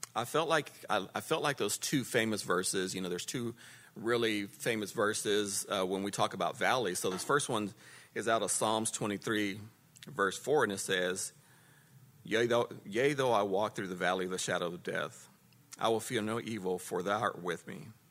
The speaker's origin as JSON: {"language": "English", "town": "Lubbock", "region": "Texas", "country": "United States", "tie": "born or raised there", "also_born_or_lived": "Dallas area, Texas", "moved": "yes", "lives_now": "Dallas, United States", "said": "I'm from Lubbock. And born and raised there, and then we moved to the Dallas area"}